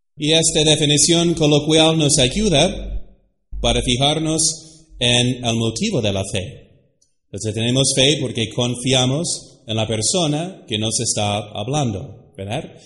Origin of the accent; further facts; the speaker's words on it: United States; now in Mexico; Se lo digo como gringo ¿eh? de los Estados Unidos